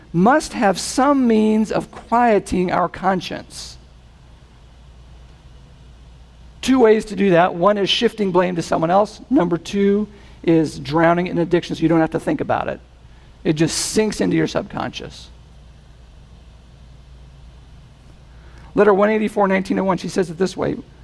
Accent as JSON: {"language": "English", "region": "New England", "country": "United States", "said": "I'm from New England"}